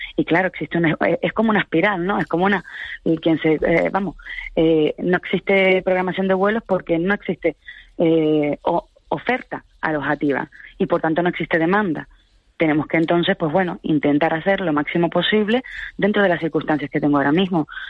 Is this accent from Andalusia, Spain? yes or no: no; Canary Islands, Spain; Yo me niego como canaria